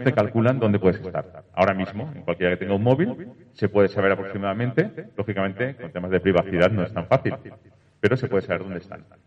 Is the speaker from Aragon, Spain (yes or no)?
no; Valencia, Valencian Community, Spain; Soy de Valencia